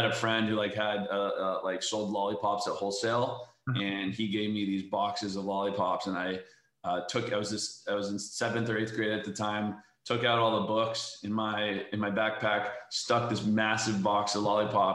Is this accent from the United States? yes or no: yes; Valencia, California, United States; Valencia, which is just an hour outside